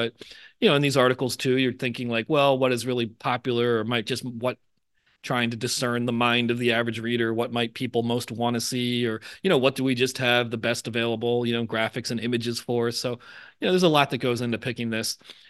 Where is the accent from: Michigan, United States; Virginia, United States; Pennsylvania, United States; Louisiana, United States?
Pennsylvania, United States; Philadelphia; Yeah, I grew up in the area, and I'm not very good at doing it, but yeah, there's definitely a kind of elongated vowel sound.